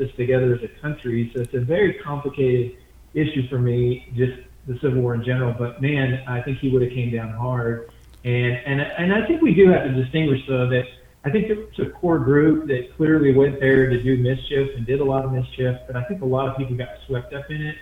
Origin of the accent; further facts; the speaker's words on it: Midwest, United States; I was raised in the Midwest, but I consider myself a Southerner. My roots are Southern